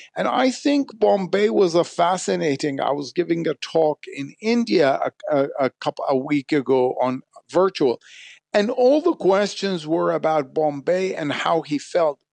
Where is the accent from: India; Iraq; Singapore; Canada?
Iraq; Baghdad, Baghdad Governorate; moved away; I was born in Baghdad, so I learned the language. Then Arabic was, in a way, my school, uh, what I was taught in Baghdad growing up.